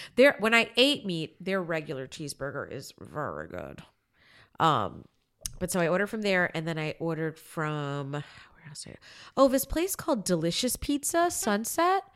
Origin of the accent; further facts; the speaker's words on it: Florida, United States; now in Los Angeles, United States; I grew up in Florida